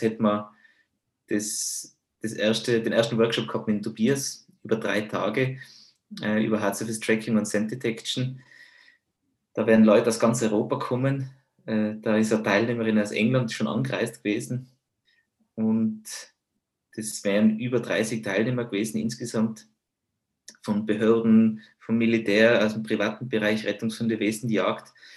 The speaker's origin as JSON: {"language": "German", "region": "Tyrol", "country": "Austria"}